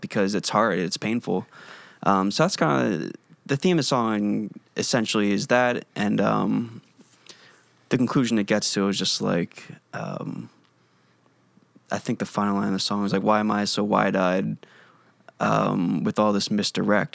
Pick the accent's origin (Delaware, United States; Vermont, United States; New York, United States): Delaware, United States; Wilmington; moved away as an adult; From Delaware